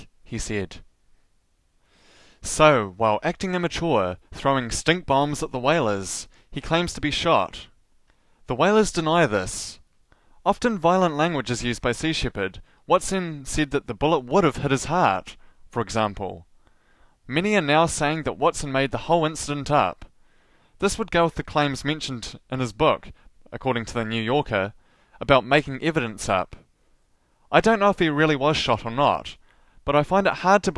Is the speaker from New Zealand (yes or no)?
yes; New Zealand; As a New Zealander